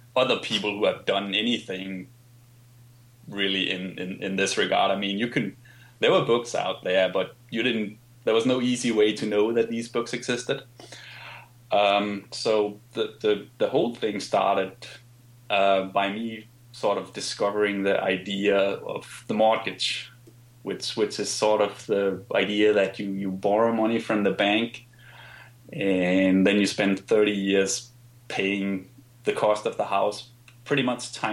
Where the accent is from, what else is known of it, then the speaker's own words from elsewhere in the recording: Denmark; I grew up in Denmark, for instance, where things like investing is not really something people